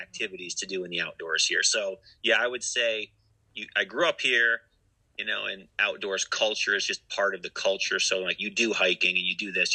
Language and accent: English; Lake Placid, New York, United States; I grew up right here in Lake Placid